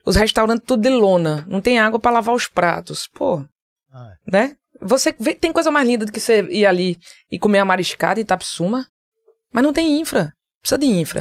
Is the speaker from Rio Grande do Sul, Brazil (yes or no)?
no; Caruaru, Pernambuco, Brazil; also born or lived in Recife; Eu saí de Caruaru com 14 anos para vir morar no Recife para fazer faculdade